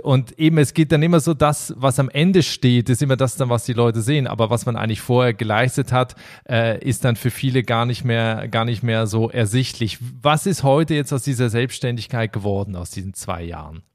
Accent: Berlin-Brandenburg, Germany; moved away; in meine alte Heimat nach Berlin-Brandenburg

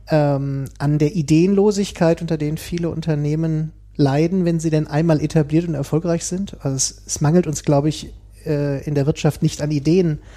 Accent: Hanover, Lower Saxony, Germany; Also ähm, studiert und aufgewachsen in Hannover.

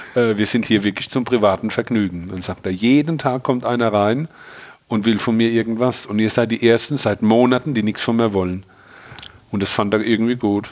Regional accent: Rhineland-Palatinate, Germany; hier bei uns in der Pfalz

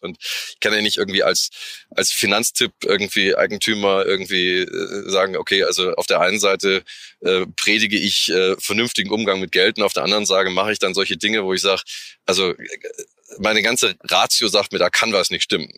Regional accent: Munich, Bavaria, Germany; als Münchner

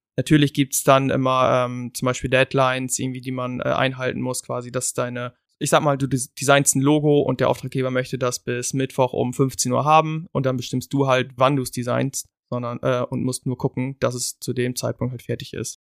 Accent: Germany; wir halt als Deutsch

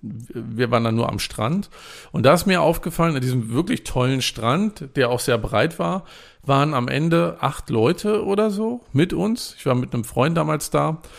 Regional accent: Germany; Ich bin an der Küste groß geworden

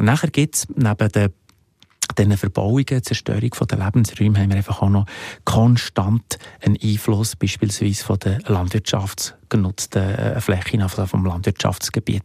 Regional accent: Switzerland; bei uns in der Schweiz

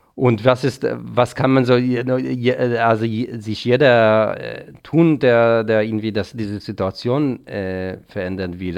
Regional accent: Israel; now in Germany; in der Nähe, wo ich aufgewachsen bin

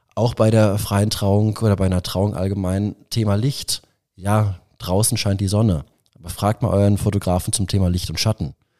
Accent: Ruhr area, North Rhine-Westphalia, Germany; moved away as an adult; now in Nuremberg, Germany; Ich äh, komme ursprünglich äh, aus dem Ruhrgebiet. Mich hat aber dann auch selbst die Liebe nach Nürnberg verschlagen

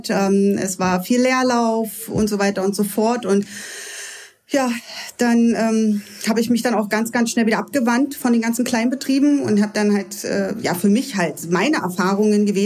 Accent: Lübbenau, Brandenburg, Germany; also born or lived in Cottbus; Also ich komme ja ganz aus dem Spreewald {S0} ja. unten {S1} ursprünglich, bin dann von Lübbenau weggezogen in ein kleines Dörfchen, weil ähm, ich ja dann irgendwo untergebracht werden musste. Ich war ja noch 16

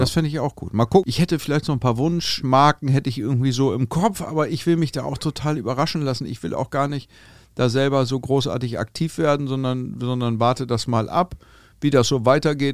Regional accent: Hamburg, Germany; wir kommen aus Hamburg, äh, und, und sind hier irgendwie tennistechnisch verwurzelt.

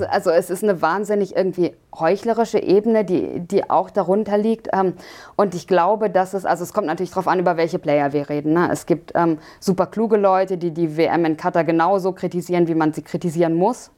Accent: Germany; wir auch als, als Deutsche

